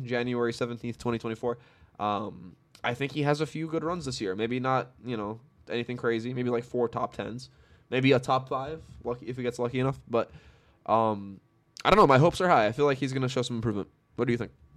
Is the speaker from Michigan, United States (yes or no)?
no; New York, United States; I'm from New York.